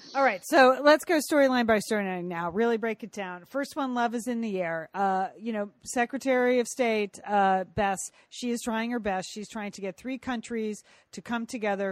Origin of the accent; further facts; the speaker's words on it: California, United States; as a Californian